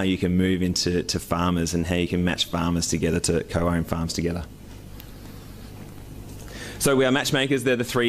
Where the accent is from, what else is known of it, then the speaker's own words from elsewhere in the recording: near Pyramid Hill, central Victoria, Australia; So this is me around the age of 8, and I grew up near Pyramid Hill.